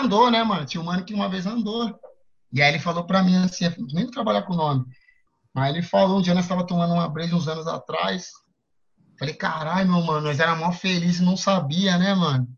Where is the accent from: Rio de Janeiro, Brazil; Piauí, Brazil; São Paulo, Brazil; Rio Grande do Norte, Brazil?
São Paulo, Brazil; sou da Zona Sul, mano. Cresci ali na, na saúde ali na Winter, que é ali no, no Planalto, Planalto Paulista